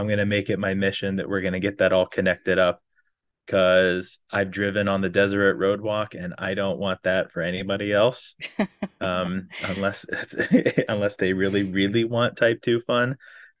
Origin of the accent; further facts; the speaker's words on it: Florida, United States; because I came from Florida and trained down here as best as one can train at the flat Florida